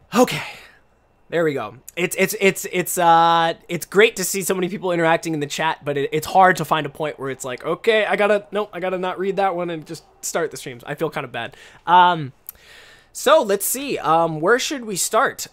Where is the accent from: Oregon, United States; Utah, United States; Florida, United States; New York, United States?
Oregon, United States; Portland; first language English; moved away as an adult; now in Japan; I come from Portland, Oregon